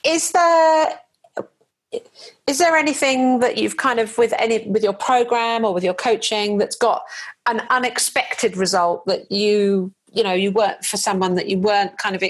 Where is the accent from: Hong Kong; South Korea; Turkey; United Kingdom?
United Kingdom; being a Brit